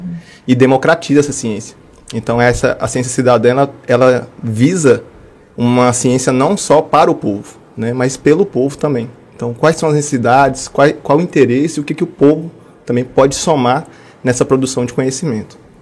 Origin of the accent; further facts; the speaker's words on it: Montes Claros, Minas Gerais, Brazil; also born or lived in Ouro Preto; Eu sou nascido em Montes Claros. É, fiz toda a minha graduação e mestrado também na Universidade Estadual de Montes Claros